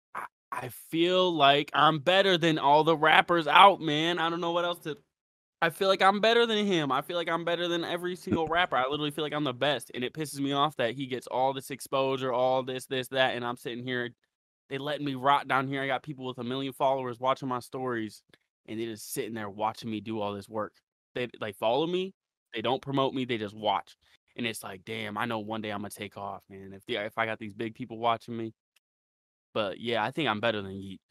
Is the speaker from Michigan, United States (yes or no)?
no; Ravenna, Ohio, United States; I'm from Ohio. Okay. Ohio, Ravenna, Ohio.